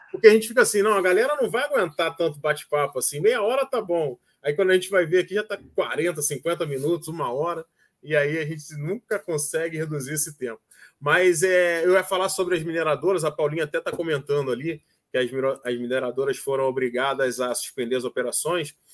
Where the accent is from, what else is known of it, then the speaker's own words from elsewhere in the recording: Rio de Janeiro, Brazil; No Rio, especialmente na época de carnaval, é sempre muito enchente. Eu sou carioca, né?